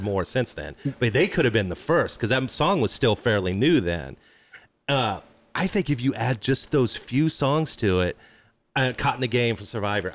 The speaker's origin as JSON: {"language": "English", "region": "Midwest", "country": "United States", "tie": "born or raised there", "said": "I grew up in the Midwest"}